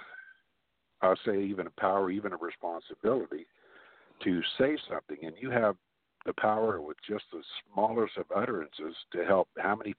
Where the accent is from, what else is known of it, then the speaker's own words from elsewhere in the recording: Glendale, United States; also born or lived in Arkansas; me and my twin brother were born and raised in Glendale, my family was from Arkansas